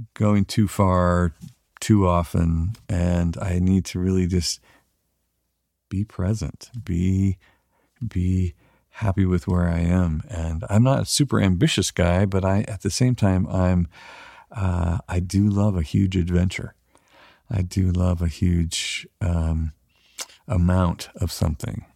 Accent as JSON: {"language": "English", "town": "Weaverville", "region": "California", "country": "United States", "said": "we're from Weaverville, thirty-five hundred people"}